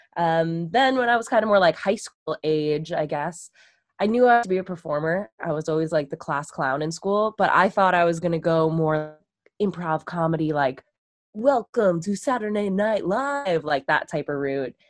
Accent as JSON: {"language": "English", "area": "Long Island", "region": "New York", "country": "United States", "tie": "born or raised there", "said": "I grew up on Long Island, so there's the beach and everything"}